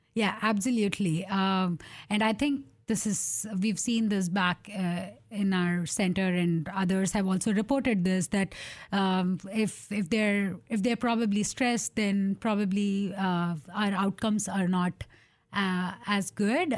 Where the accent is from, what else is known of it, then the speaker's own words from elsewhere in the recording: India; moved away as an adult; now in Portland, United States; growing up in India